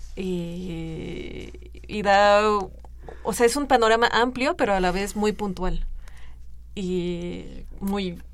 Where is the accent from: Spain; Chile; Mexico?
Mexico; nosotros como mexicanos